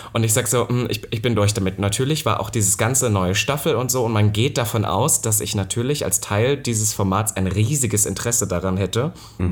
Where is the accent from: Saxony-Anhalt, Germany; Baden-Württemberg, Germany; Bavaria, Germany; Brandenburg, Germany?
Saxony-Anhalt, Germany; Halle; moved away; letzte Woche war ich ja auch in meiner alten Heimat und dann ist mir auch aufgefallen, in Halle